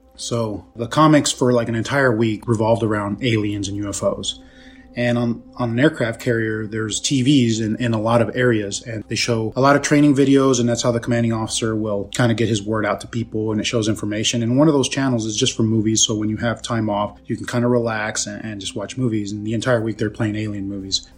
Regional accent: San Diego, California, United States; I'm from San Diego, California.

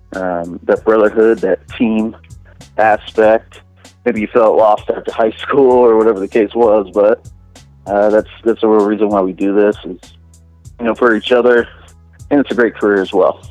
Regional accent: Tampa, Florida, United States; moved away; I'm originally from Tampa, Florida

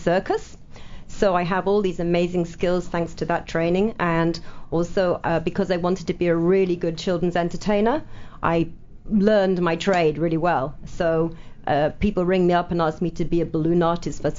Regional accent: Manchester, North West England, United Kingdom; back in Manchester, of all the cities in the UK, in my hometown

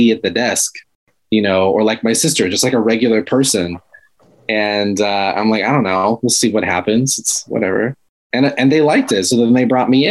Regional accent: Los Angeles, California, United States; I grew up in LA in South Central

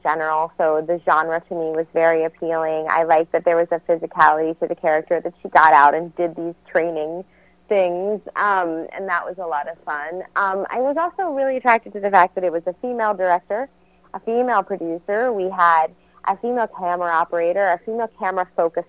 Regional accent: New York City, New York, United States; I was born and raised in New York City

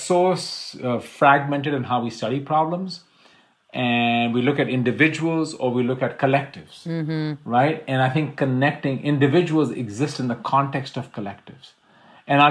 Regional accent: India; I'm Indian.

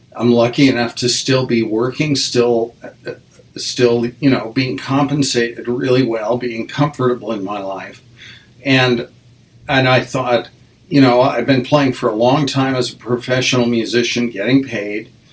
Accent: Wyoming, United States; moved away as an adult; also born or lived in western Nebraska / Nebraska; now in Connecticut, United States; my folks moved to Wyoming. So I went to uh, public school. I graduated from high school uh, in Wyoming

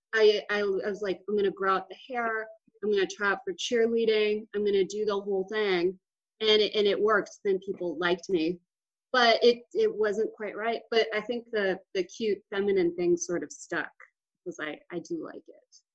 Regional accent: Austin, Texas, United States; moved away; from Austin, Texas. Super great part of Texas, my favorite part of Texas. Uh, and I was born and raised, and I love it. I miss it sometimes.

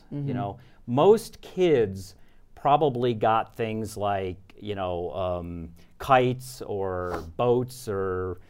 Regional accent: New York, United States; So basically, I grew up in Westchester County, New York, which is right outside of New York City.

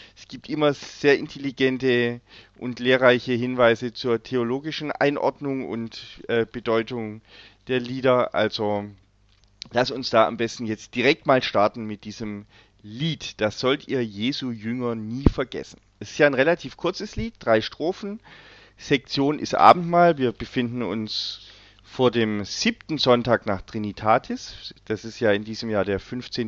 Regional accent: Löwenstein Hills, Baden-Württemberg, Germany; ich bin ja in den Löwensteiner Bergen aufgewachsen

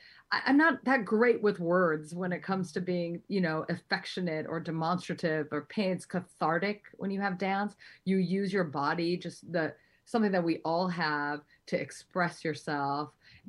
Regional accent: New York City, New York, United States; I was born at Long Island Jewish Hospital in New York.

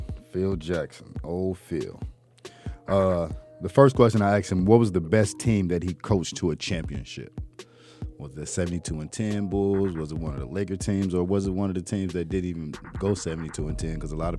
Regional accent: Jamaica; I'm Jamaican and me.

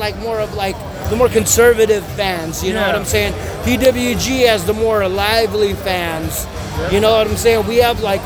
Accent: California, United States; I live pretty near the venue. And personally, this has been like a childhood dream of mine to have wrestling near my hometown

